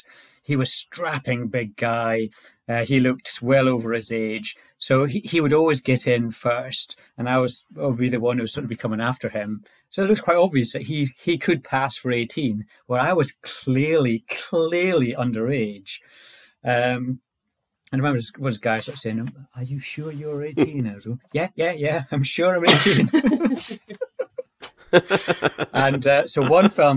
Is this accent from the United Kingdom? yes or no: yes; Orkney, Scotland, United Kingdom; I was born in Orkney, which is a very sort of remote sort of island in northern Scotland